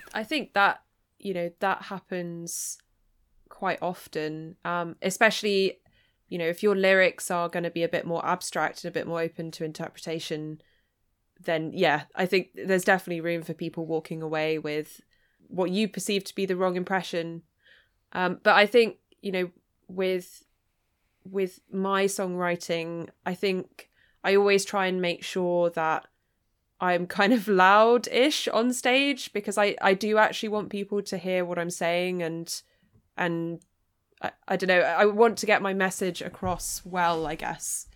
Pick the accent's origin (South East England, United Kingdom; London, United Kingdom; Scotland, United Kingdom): South East England, United Kingdom; East Sussex; growing up in East Sussex, I mean, that's, that's the kind of territory where you could stick a blue ribbon on a pig and they'd vote for it